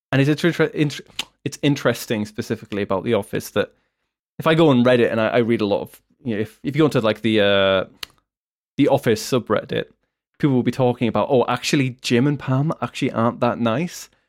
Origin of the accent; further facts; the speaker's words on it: United Kingdom; So as a Brit, seeing a lot of big American comedy, I think Americans are probably a bigger fan of kind